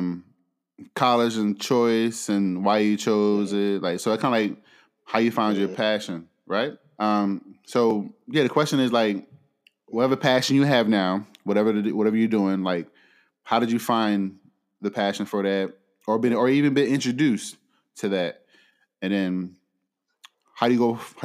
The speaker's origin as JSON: {"language": "English", "town": "Philadelphia", "region": "Pennsylvania", "country": "United States", "tie": "born or raised there", "moved": "yes", "said": "I'm born and raised in Philly"}